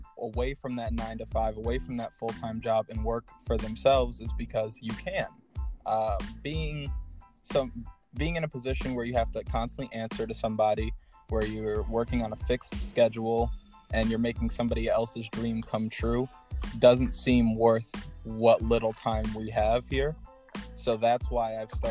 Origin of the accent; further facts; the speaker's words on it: Schenectady, New York, United States; also born or lived in North Carolina; I grew up in the Schenectady area. I was originally born in North Carolina. Moved to upstate New York shortly after, and I've lived in the Schenectady area for the last 17 years